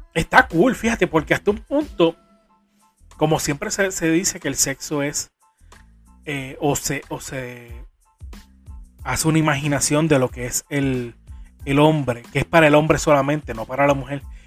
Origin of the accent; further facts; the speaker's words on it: Puerto Rico; soy boricua de pura cepa, jibarito